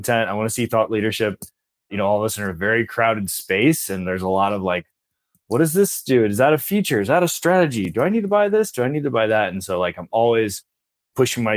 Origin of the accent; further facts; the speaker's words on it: Missouri, United States; I'm from Missouri, so I'm from the show me state